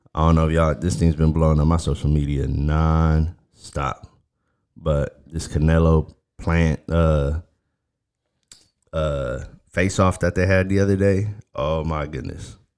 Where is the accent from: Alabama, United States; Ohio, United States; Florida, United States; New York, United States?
Florida, United States; Miami; moved away; I'm originally from Miami.